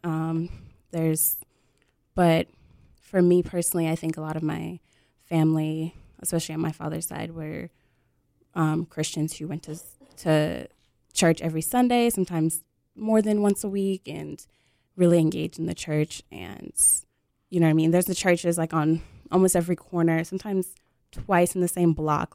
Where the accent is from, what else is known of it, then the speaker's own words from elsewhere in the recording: Detroit, Michigan, United States; now in North Carolina, United States; I grew up in Detroit, Michigan, which is really not like the rest of Michigan. And But I was, I was born in, um, North Carolina and I live here now.